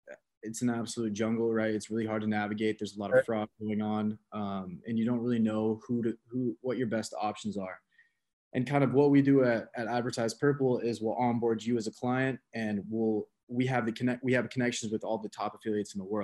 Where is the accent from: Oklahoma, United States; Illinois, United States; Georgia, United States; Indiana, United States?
Georgia, United States; Atlanta; I'm from Atlanta. Me and my buddy from Atlanta are actually building a marketing agency